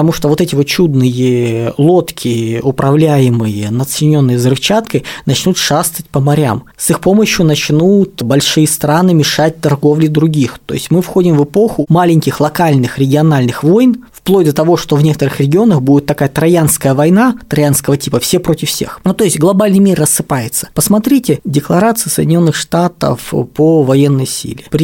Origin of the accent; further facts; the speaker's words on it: Moscow, Russia; also born or lived in Chelyabinsk; Я родился в Челябинске и первые шесть лет там прожил, а все остальное время, как говорится, Москва.